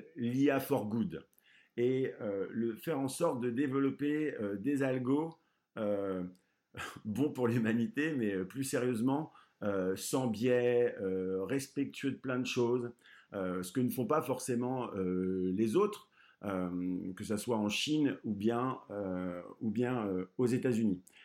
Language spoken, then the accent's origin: French; Brittany, France; je suis breton